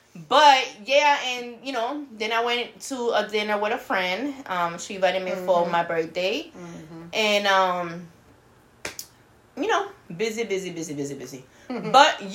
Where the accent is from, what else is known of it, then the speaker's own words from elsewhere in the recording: Puerto Rico; accent: Puerto Rican; They need my accent, that Puerto Rican accent.